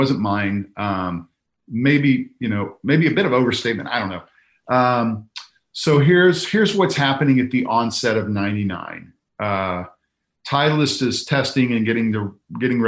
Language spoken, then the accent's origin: English; Kansas City, Missouri, United States; I'm from Missouri. I'm from Kansas City.